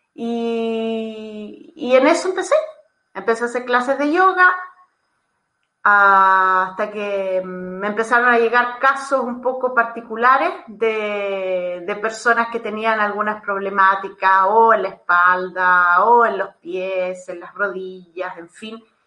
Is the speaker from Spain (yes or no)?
no; Chile; moved away as an adult; now in Italy; soy chilena